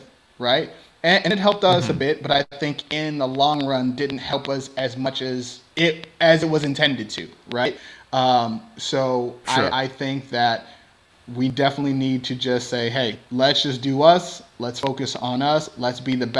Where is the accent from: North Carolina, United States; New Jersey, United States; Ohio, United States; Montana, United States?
Ohio, United States; Cleveland; now in Houston, United States; it's really rough growing up on the East Side